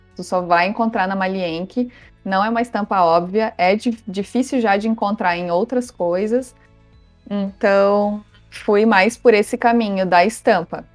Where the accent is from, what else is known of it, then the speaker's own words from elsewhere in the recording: Dona Francisca, Rio Grande do Sul, Brazil; moved away as an adult; also born or lived in Santa Maria, Brazil; now in Florianópolis, Brazil; eu sou natural de Dona Francisca, Rio Grande do Sul, pertinho de Santa Maria